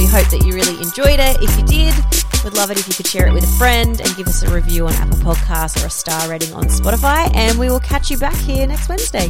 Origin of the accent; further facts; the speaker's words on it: Queensland, Australia; I'm a Queenslander.